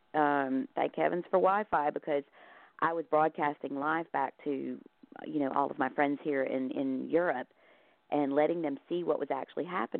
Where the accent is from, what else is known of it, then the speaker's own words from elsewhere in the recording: the South, United States; moved away as an adult; now in Ireland; I grew up in the South